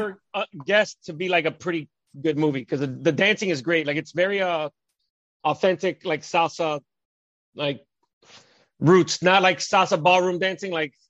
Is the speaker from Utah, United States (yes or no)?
no; Miami, Florida, United States; moved away as an adult; also born or lived in Doral, Florida; now in New York, United States; I grew up till I was 14 in Alapata, Wynwood.